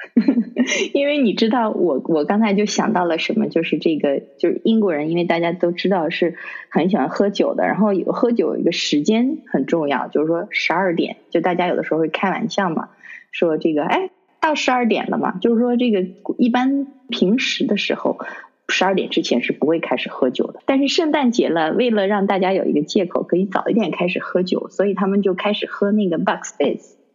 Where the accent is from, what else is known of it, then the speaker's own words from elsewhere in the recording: Harbin, Heilongjiang, China; now in London, United Kingdom; 以前小的时候在哈尔滨过年